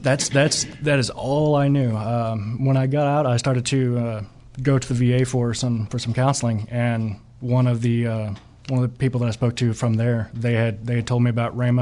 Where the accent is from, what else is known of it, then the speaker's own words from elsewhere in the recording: Catoosa, Oklahoma, United States; I'm actually from the Tulsa area, just east of Catoosa, about twenty minutes